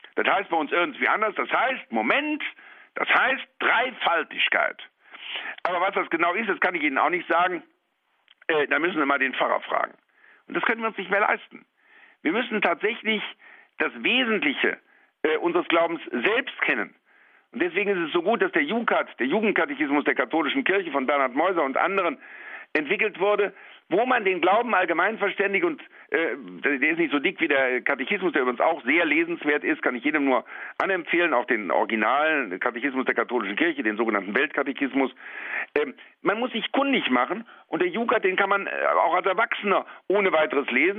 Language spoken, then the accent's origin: German; Rhineland, Germany; als Rheinländer kann ich solche Dinge auch im Kabarett darstellen